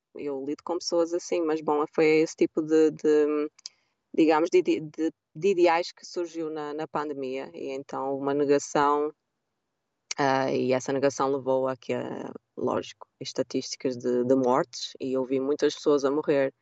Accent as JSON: {"language": "Portuguese", "country": "Portugal", "also_born_or_lived": "London, United Kingdom", "moved": "as an adult", "lives_now": "United States", "said": "Eu sou bem europeia, portuguesa"}